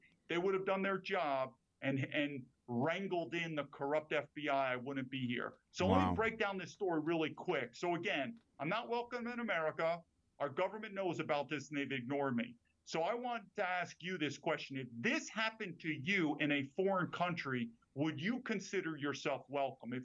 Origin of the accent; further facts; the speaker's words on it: New York, United States; moved away as an adult; also born or lived in China / Taiwan; born and raised in New York